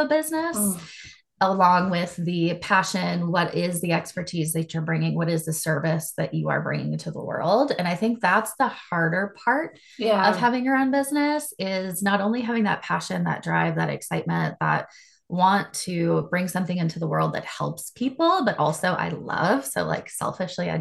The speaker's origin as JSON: {"language": "English", "town": "Charlotte", "region": "North Carolina", "country": "United States", "tie": "born or raised there", "moved": "as an adult", "lives_now": "Dallas, United States", "said": "I also live in Dallas, Texas. I grew up in Charlotte, North Carolina."}